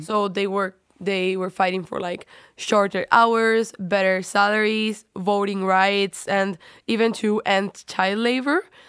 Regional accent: Spain; now in Netherlands; I come from Spain.

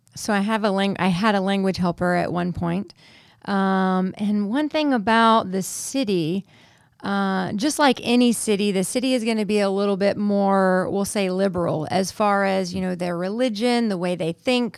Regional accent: United States; moved away as an adult; as an American citizen, I don't have residency yet in this country

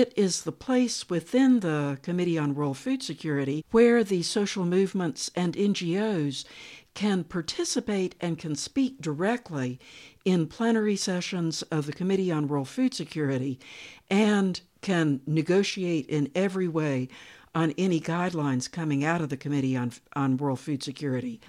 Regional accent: United States; also born or lived in North Carolina; I needed to go back to the United States and work within my own culture

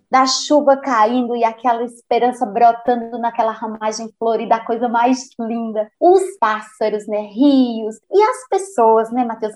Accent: Patos, Paraíba, Brazil; moved away; Eu morava em Patos, na Paraíba, lembrando, né, que eu nasci em Patos, mas eu vivia numa comunidade rural chamada Sítio Trincheiras

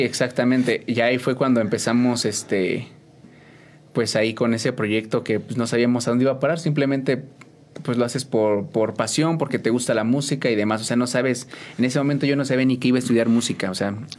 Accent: San Juan del Río, Querétaro, Mexico; 100% de aquí de San Juan del Río

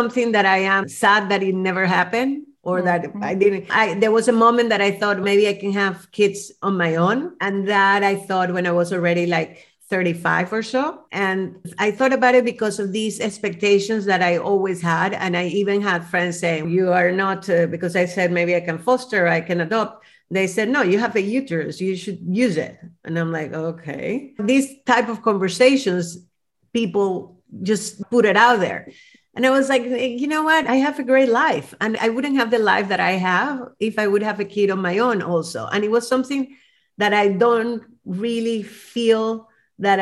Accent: Venezuela; moved away; growing up in Venezuela

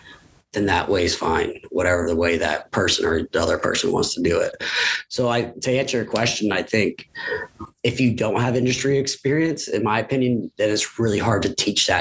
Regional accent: Williamsport, Pennsylvania, United States; come back to my hometown and my alma mater

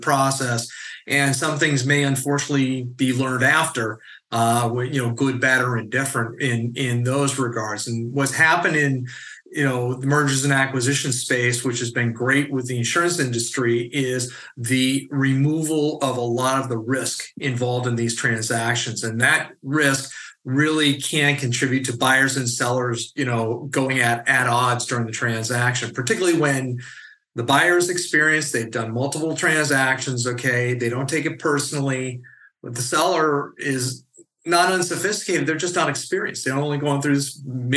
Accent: California, United States; as a Californian

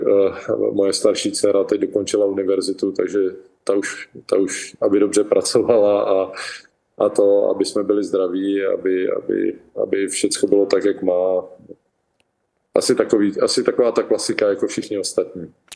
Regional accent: Czechia; moved away as an adult; also born or lived in Nashville, United States; now in Florida, United States; jsem Čech

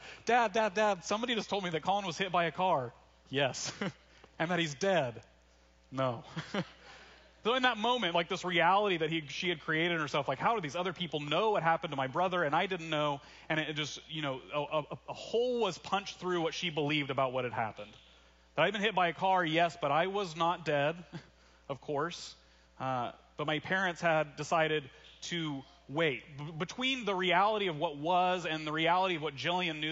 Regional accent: Russellville, Arkansas, United States; my hometown, Russellville, Arkansas

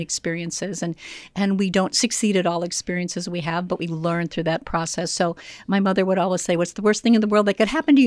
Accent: Joliet, Illinois, United States; I grew up here in Joliet, Illinois

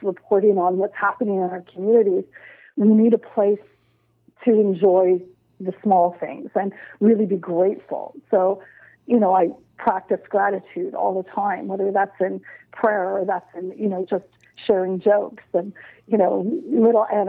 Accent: Nova Scotia, Canada; I'm from Nova Scotia.

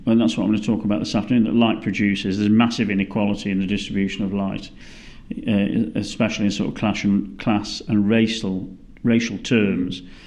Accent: United Kingdom; moved away as an adult; now in Melbourne, Australia; as a British person

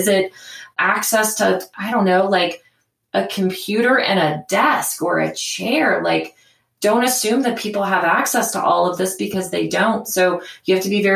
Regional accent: Cincinnati, Ohio, United States; my hometown in Cincinnati

